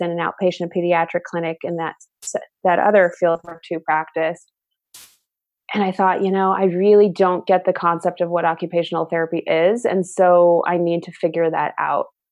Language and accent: English; Southern California, United States; I'm originally from Southern California